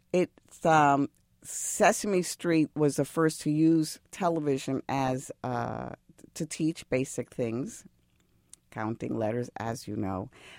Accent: Bronx, New York, United States; I was a kid from the Bronx.

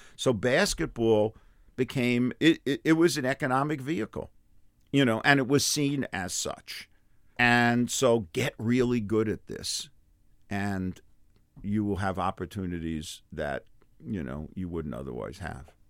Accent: New York City, New York, United States; the neighborhood I grew up in Brooklyn, in Crown Heights

